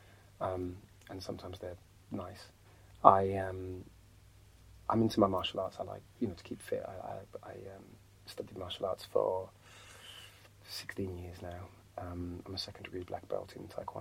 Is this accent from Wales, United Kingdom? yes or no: no; Birmingham, West Midlands, United Kingdom; coming from Birmingham, because of my upbringing, you know, where I live in a council estate